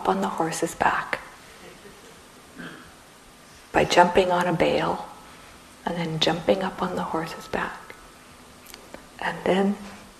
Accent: Red River Settlement area, Manitoba, Canada; now in Saskatchewan, Canada; I am Métis from Canada, from Red River Settlement area

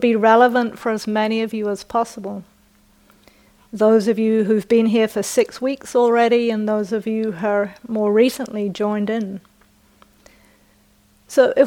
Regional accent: New Zealand; accent: British; moved away; also born or lived in United Kingdom; I was born in the UK, I was brought up in New Zealand, and my parents and ancestors are from the north of England. And just as a footnote, my British accent is not upper class

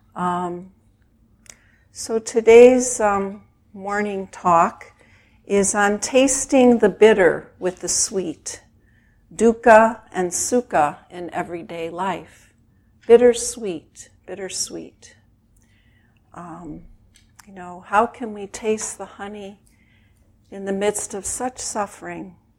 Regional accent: Chicago, Illinois, United States; I grew up in Chicago in a very traditional Jewish family

